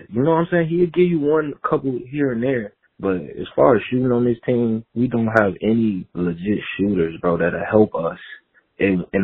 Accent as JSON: {"language": "English", "town": "Chicago", "region": "Illinois", "country": "United States", "said": "I'm from Chicago."}